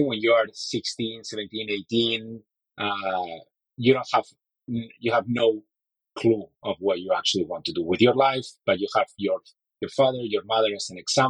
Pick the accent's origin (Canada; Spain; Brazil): Spain; Madrid, Community of Madrid; English is a second language; It was in the 70s when I was born in Madrid. I was born in a family of lawyers